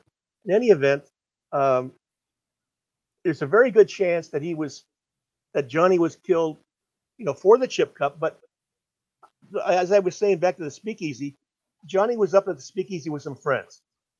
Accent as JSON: {"language": "English", "town": "Burbank", "region": "California", "country": "United States", "tie": "born or raised there", "said": "No, I was born in Burbank, basically."}